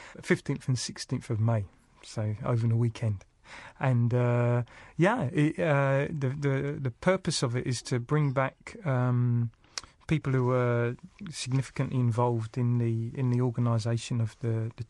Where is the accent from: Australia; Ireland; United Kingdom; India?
United Kingdom; moved away as an adult; now in New Zealand; growing up in Britain